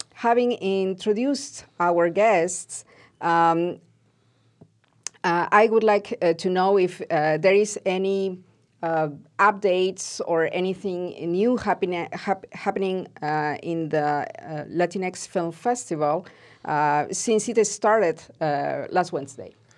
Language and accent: English; Peru; moved away; as a Peruvian, I grew up in Peru